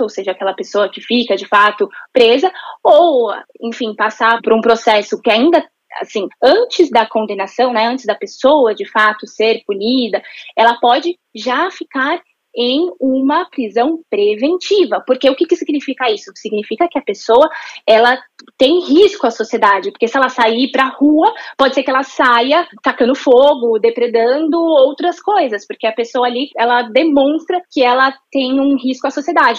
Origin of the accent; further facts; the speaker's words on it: Brazil; nós nos entendermos como brasileiros